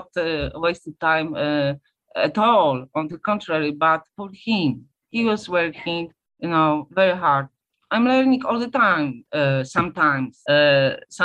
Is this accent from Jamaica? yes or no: no; Poland; English is a second language; I'm from Poland, and in the 70s, Poland was a communist country